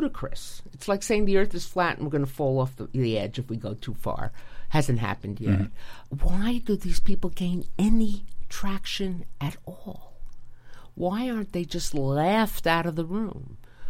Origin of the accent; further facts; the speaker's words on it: United States; as an American woman.